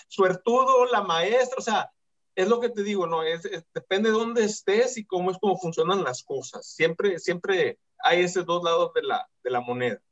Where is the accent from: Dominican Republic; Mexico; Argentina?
Mexico; cuestión cultural de nuestro país